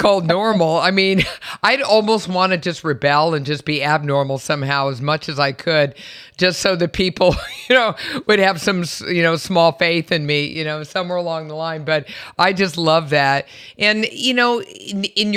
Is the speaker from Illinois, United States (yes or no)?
no; San Francisco, California, United States; I'm from San Francisco, and I remember going back to my childhood home